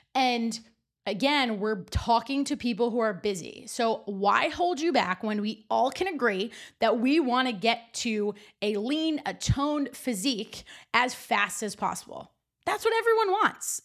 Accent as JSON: {"language": "English", "region": "New Jersey", "country": "United States", "also_born_or_lived": "North Carolina", "said": "when I moved back home from North Carolina to New Jersey"}